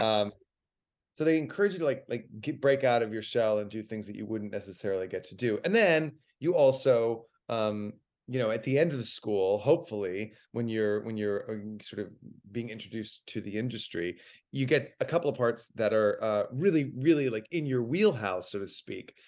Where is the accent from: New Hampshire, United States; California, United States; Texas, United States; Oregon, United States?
Texas, United States; Dallas; moved away; I'm from Dallas